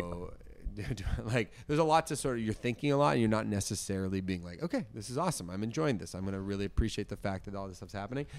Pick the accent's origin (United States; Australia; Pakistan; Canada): Canada; Toronto, Ontario; moved away as an adult; also born or lived in Hamilton; I'm from Toronto originally, but then I went to McMaster's